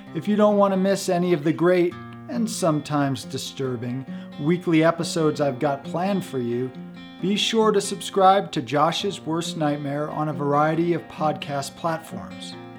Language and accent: English; downstate New York, United States; moved away; I come from New York State originally, downstate